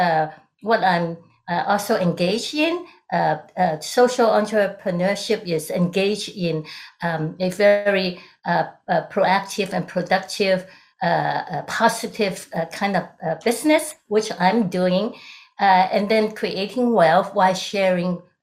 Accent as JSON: {"language": "English", "country": "Hong Kong", "tie": "born or raised there", "moved": "as an adult", "lives_now": "United States", "said": "I'm originally from Hong Kong during the British colony era"}